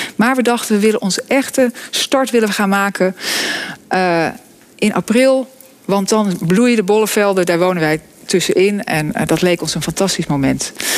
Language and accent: Dutch; Vogelenzang, North Holland, Netherlands; Ik kom uit het Noord-Hollandse dorp Vogelenzang